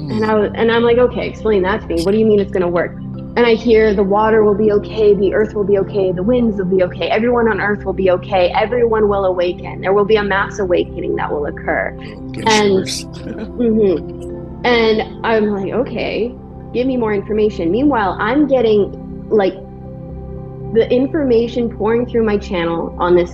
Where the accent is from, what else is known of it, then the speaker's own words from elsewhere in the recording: Vancouver Island, British Columbia, Canada; now in Texas, United States; This is where I'm from. Yeah, I'm from Vancouver Island. I live in Texas now.